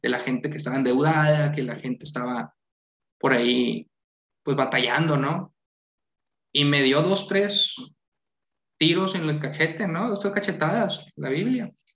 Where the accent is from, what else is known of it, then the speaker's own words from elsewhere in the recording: Santiago, Nuevo León, Mexico; soy de Santiago, del pueblo mágico